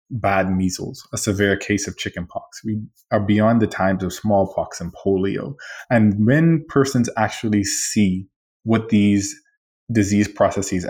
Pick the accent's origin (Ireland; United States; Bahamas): Bahamas; moved away; I'm from the Bahamas, and we are a country that has liberty